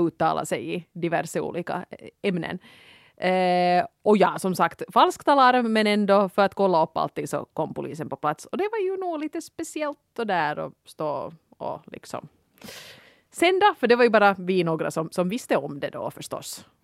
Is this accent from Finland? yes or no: yes; Helsinki, Uusimaa, Finland; jag är från Helsingfors